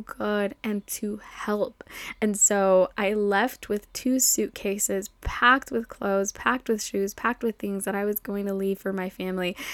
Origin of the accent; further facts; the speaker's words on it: Mexico; moved away; coming back to my hometown in Mexico